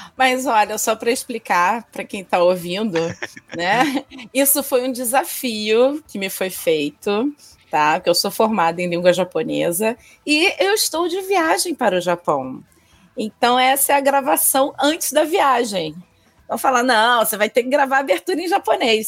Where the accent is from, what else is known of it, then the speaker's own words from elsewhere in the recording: Rio de Janeiro, Brazil; フ ラ メ ン ゴ 応 援 者、 リ オ デ ジ ャ ネ イ ロ 出 身